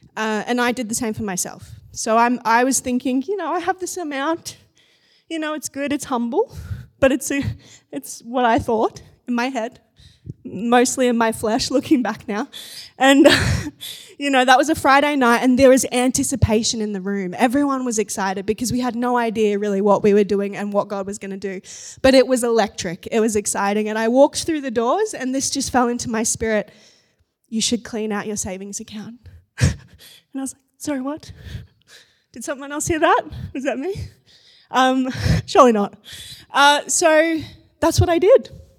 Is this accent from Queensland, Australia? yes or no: yes; Gold Coast, Queensland, Australia; So the church I grew up in on the Gold Coast, I became a youth leader.